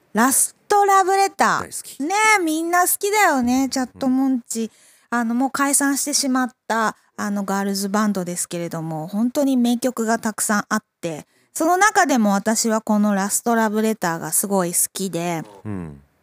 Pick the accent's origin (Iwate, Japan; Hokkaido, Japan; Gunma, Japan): Hokkaido, Japan; Makubetsu; 私、北海道中川郡 幕別町出身